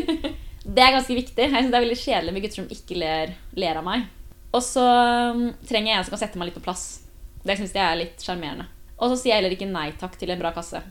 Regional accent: Kolbotn, Akershus, Norway; moved away as an adult; now in Trondheim, Norway; Kommer fra Kolbotn, Norges fineste sted, om jeg får si det selv.

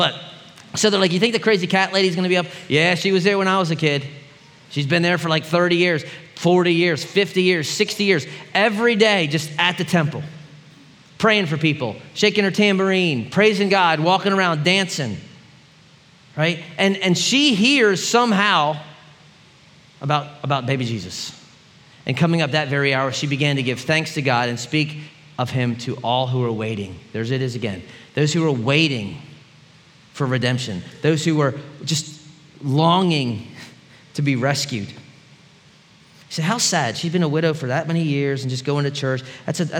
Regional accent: Philadelphia, Pennsylvania, United States; growing up in Philly, there was one sports team you could root for, the Eagles

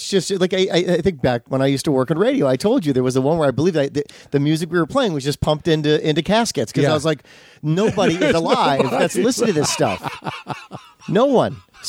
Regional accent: Midwest, United States; And where you and I grew up in the Midwest, they also, I think it was Channel 7, used to have the movie of the day.

